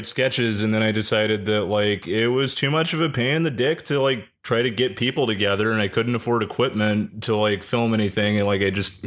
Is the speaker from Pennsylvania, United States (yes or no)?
no; El Paso, Texas, United States; moved away as an adult; also born or lived in Georgia; now in Austin, United States; I was born in Georgia and then I lived in El Paso until about a decade ago